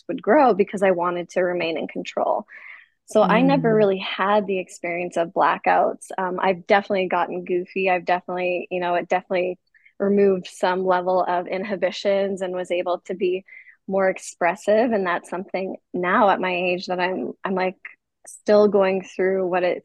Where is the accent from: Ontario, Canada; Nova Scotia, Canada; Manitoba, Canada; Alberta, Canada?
Alberta, Canada; Edmonton; moved away as an adult; now in Kansas City, United States; growing up in Canada, we are around alcohol at a very young age